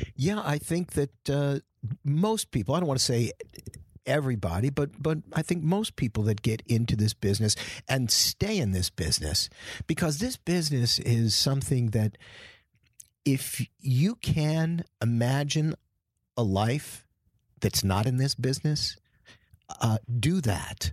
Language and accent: English; New York, United States; also born or lived in Boston; I was born in New York from, um, immigrant stock